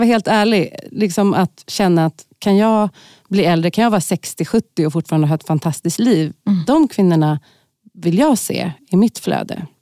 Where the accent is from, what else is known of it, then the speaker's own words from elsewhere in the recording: Stockholm, Stockholm County, Sweden; i Tensta och Kista, där jag har vuxit upp